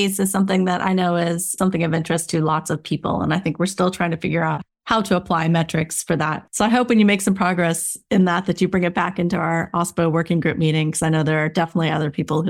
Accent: United States; accent: American; moved away as an adult; now in London, United Kingdom; as you can tell from the accent, while I do live just outside of London, I am indeed American

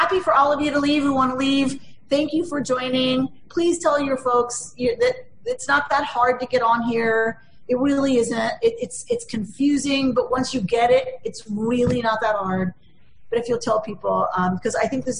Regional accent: United States; as an American liberal Democrat.

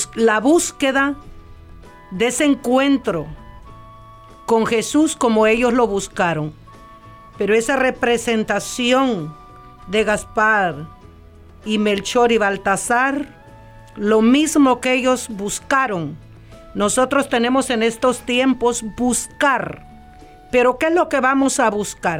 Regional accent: El Salvador; now in California, United States; yo soy del Salvador

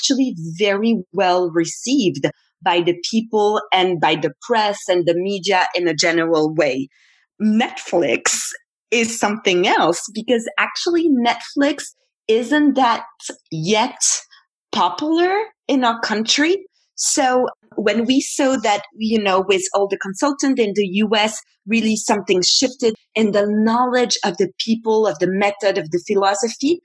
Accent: French-speaking part of Switzerland, Romandy, Switzerland; we are from the French part of Switzerland

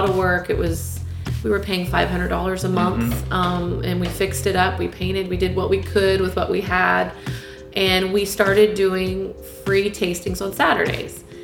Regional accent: Cypress, Texas, United States; I grew up in Cypress, Texas, so just a little north of Houston

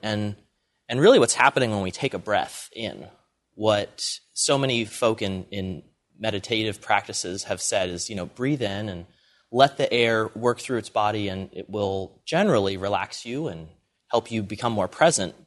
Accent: Allentown, Pennsylvania, United States; I grew up in Allentown, Pennsylvania, sort of a small city

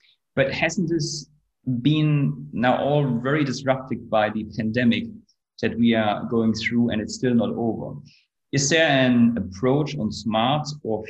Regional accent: Germany; I come from Germany

